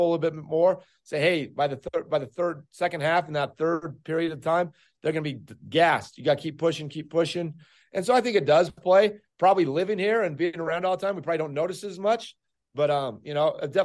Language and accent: English; Idaho, United States; moved away as an adult; now in Utah, United States; I'm from Idaho